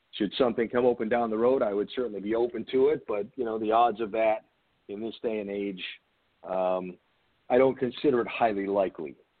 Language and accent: English; Rhode Island, United States; I grew up in Rhode Island, which is between Boston and New York